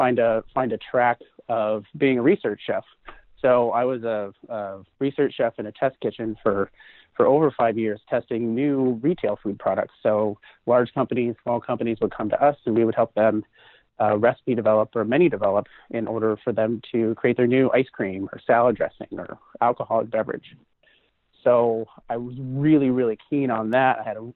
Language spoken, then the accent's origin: English; Pacific Northwest, United States; Yeah, I'm from the Pacific Northwest.